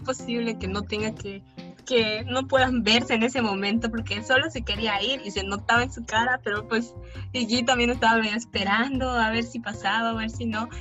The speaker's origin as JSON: {"language": "Spanish", "country": "Mexico", "said": "yo vengo de México"}